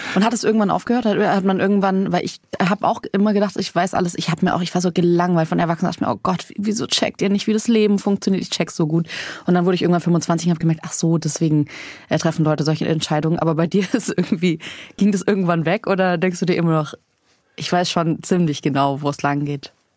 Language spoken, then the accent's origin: German; Southern Germany, Germany; ich komme auch aus Süddeutschland vom Land